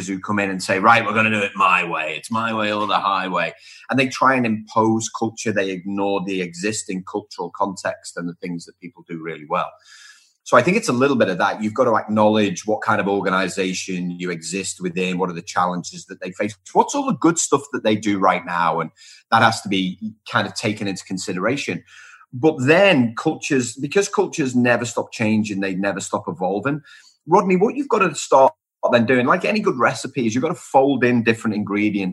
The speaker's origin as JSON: {"language": "English", "town": "Liverpool", "region": "North West England", "country": "United Kingdom", "also_born_or_lived": "Wellington, New Zealand", "moved": "as an adult", "lives_now": "Melbourne, Australia", "said": "I'm from Liverpool in the UK originally. Spent 6 years in Wellington in New Zealand and now live in Melbourne"}